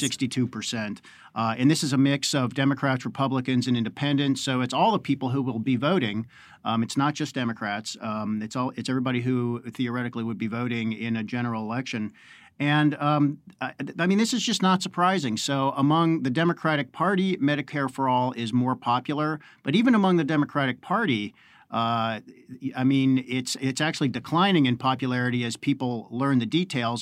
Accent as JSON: {"language": "English", "town": "Pittsburgh", "region": "Pennsylvania", "country": "United States", "said": "I'm from Pittsburgh"}